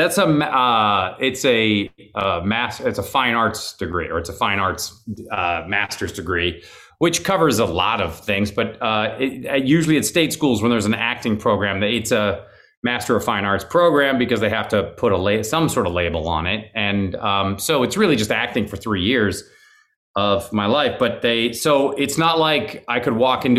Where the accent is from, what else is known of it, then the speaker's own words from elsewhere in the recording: Seattle, Washington, United States; now in Los Angeles, United States; I was raised in Seattle, which is 90 miles away from Vancouver